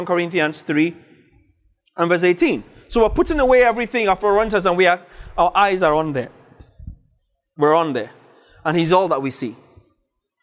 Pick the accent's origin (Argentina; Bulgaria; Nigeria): Nigeria; Northern Nigeria; I grew up in northern Nigeria. I speak Hausa